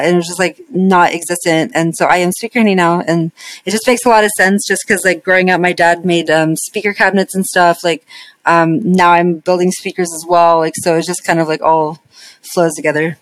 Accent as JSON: {"language": "English", "town": "Las Vegas", "region": "Nevada", "country": "United States", "tie": "born or raised there", "moved": "yes", "said": "I grew up in Vegas"}